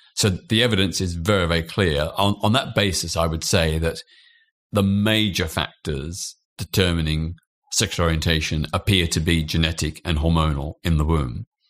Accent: Australia; now in United Kingdom; I was born in Australia.

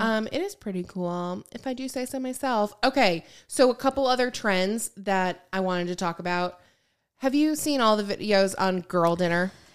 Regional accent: Lake Michigan, southern Michigan, United States; moved away; I grew up on Lake Michigan, and obviously, like, and towards, like, the southern part of Michigan

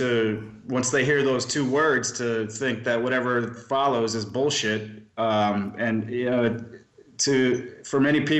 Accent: Milwaukee, Wisconsin, United States; moved away; also born or lived in Maricopa County, Arizona; I'm 39 years old. I'm a private investigator. I grew up in Milwaukee, Wisconsin. I became a skeptic early on. I'm Jewish

